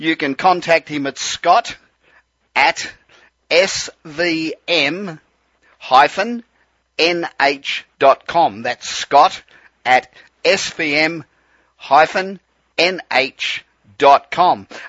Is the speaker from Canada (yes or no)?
no; Australia; accent: Aussie; moved away as an adult; now in Los Angeles, United States; I am an Aussie. I came out here 25 years ago, and I'm a citizen